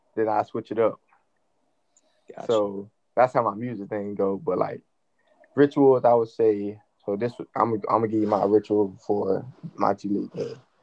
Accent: Georgia, United States; I'm from Georgia

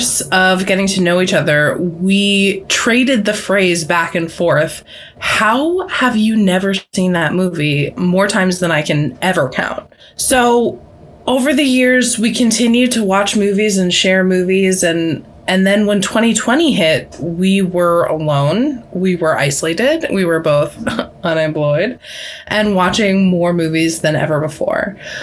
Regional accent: Cambridge, Massachusetts, United States; I grew up in Boston. Well, I grew up in Cambridge

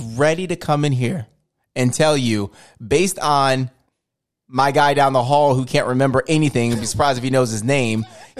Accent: Fayetteville, United States; More exposure. I'm from Fayetteville. I ain't going nowhere.

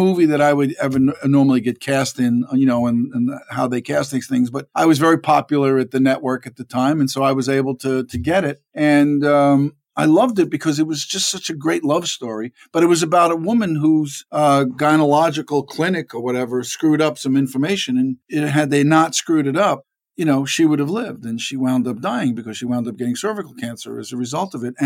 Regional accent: New York City, New York, United States; also born or lived in Harlem, New York; I was born in Manhattan in a hospital on Madison Avenue and 85th Street

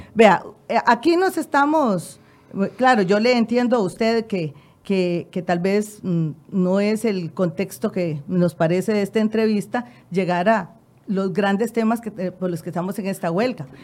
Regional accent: Costa Rica; nosotros también como ciudadanos costarricenses

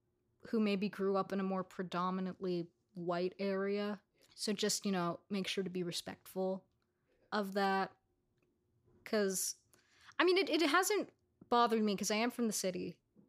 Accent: New York City, New York, United States; of people who were actually from New York City because I was growing up alongside people who were also growing up in New York City.

